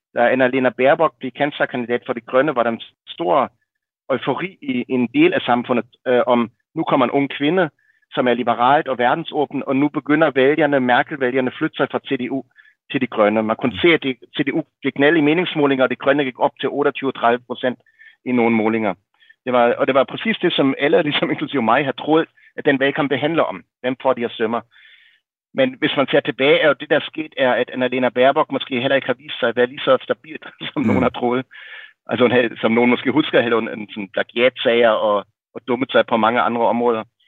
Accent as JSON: {"language": "Danish", "region": "Berlin", "country": "Germany", "tie": "born or raised there", "moved": "yes", "said": "jeg voksede op i Vestberlin i, i 70'erne og 80'erne"}